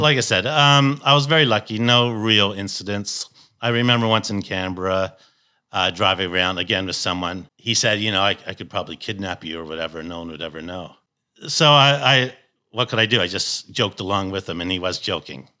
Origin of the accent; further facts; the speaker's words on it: Toronto, Ontario, Canada; moved away; I come from Toronto, Canada.